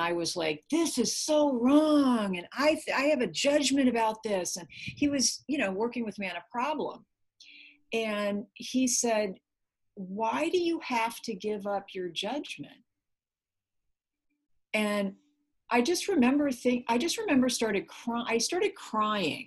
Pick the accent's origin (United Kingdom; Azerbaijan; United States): United States; Minnesota; now in California, United States; I was raised in Minnesota. So I was raised to be Minnesota nice